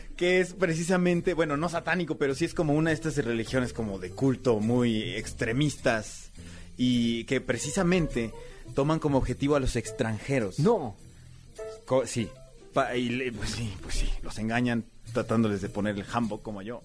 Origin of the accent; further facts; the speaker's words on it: Mexico; moved away as an adult; also born or lived in South Korea; aquí en México, en mi propio país.